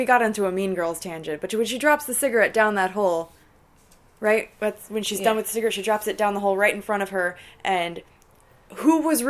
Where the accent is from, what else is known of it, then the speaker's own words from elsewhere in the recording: California, United States; I'm from California.